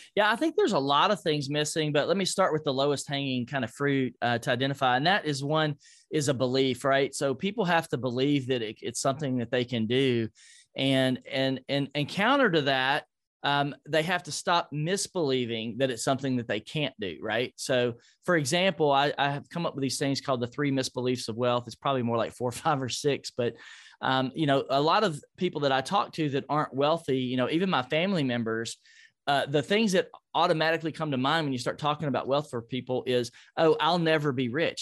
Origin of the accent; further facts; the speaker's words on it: Nashville, Tennessee, United States; Nashville, my hometown